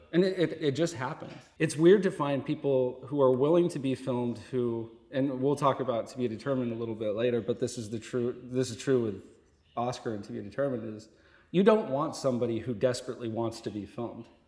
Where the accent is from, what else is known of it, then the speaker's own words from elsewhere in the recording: Vermont, United States; moved away as an adult; also born or lived in Boston; I grew up in Vermont